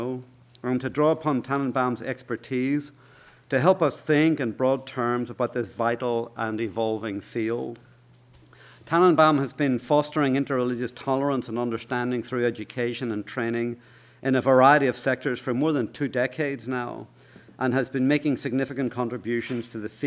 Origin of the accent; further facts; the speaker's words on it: Ireland; as we Irish say